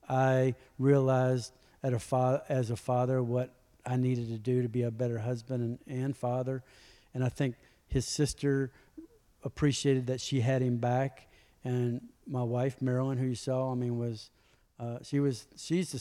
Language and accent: English; Louisville, Kentucky, United States; moved away; also born or lived in Malibu; I'm from Louisville, not Kentucky